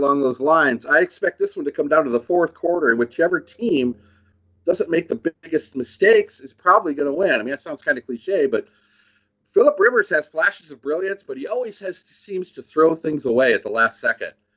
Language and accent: English; San Diego, California, United States; moved away; I was raised in San Diego